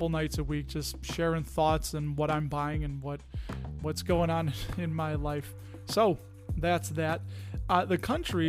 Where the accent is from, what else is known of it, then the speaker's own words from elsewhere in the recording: Chicago, Illinois, United States; accent: Chicago; was a product of the public education system here in the state of Illinois.